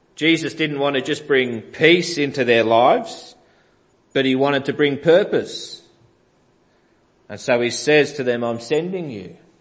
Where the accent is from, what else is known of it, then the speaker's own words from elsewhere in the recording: Greensborough, Victoria, Australia; growing up in Greensborough